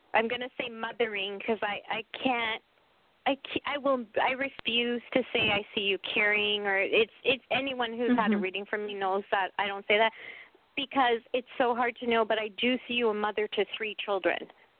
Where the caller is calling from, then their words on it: New Mexico, United States; Hi, everybody. … I'm calling from New Mexico.